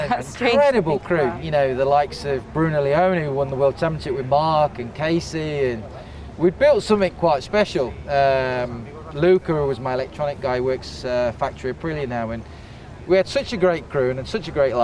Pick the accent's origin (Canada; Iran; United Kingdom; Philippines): United Kingdom; England; I'm English